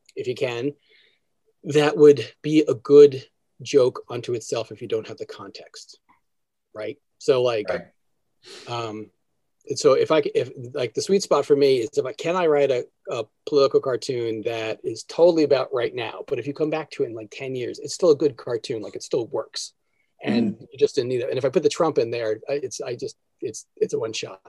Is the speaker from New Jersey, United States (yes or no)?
yes; New Jersey, United States; also born or lived in New York; growing up in New Jersey, I think it was one of those things my with my family when they raised me